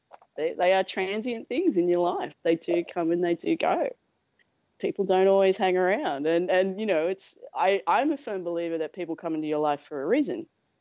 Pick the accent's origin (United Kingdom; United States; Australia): Australia; I'm an Australian